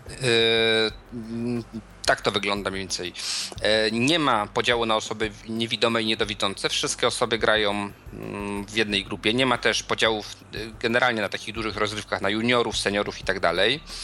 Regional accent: Bydgoszcz, Kuyavian-Pomeranian Voivodeship, Poland; u nas w Bydgoszczy

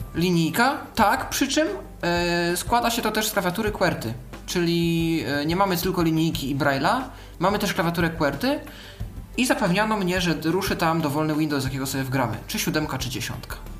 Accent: Poland; jestem z Polski

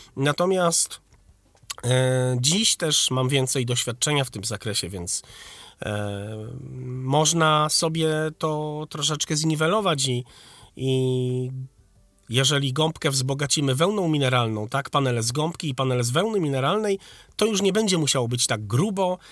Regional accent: Wrocław, Lower Silesian Voivodeship, Poland; A ja właśnie jestem z Wrocławia.

